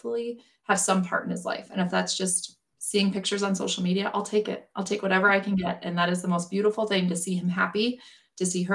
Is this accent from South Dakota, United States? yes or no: yes; South Dakota, United States; now in Western Nebraska, United States; I grew up in South Dakota, so I've grown up around this my whole entire life